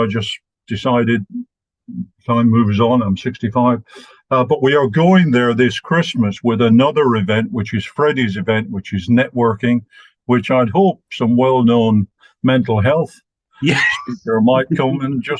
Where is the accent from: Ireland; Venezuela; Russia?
Ireland; I was sent back to Ireland, which is my hometown, home county, homeland, and spent 7 years in a boarding school with 600 other boys and 40 priests.